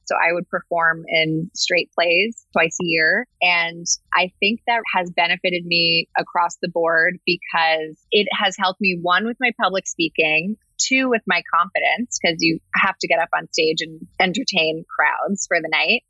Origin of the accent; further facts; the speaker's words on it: New Jersey, United States; I grew up in New Jersey, right outside New York.